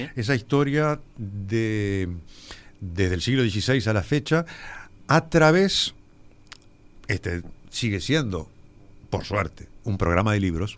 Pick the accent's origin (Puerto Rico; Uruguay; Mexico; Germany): Uruguay; yo lo que soy es un uruguayo